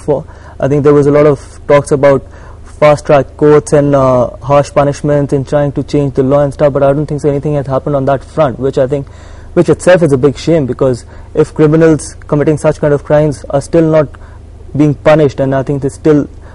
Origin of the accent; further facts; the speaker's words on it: India; Being an Indian